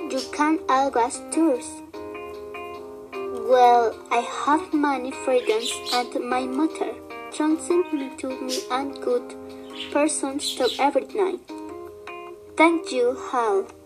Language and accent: English; State of Mexico, Mexico; I am 15. I was born on July 25 in the state of Mexico. I live in Guadalajara of the Lagoon with my sister and my mother.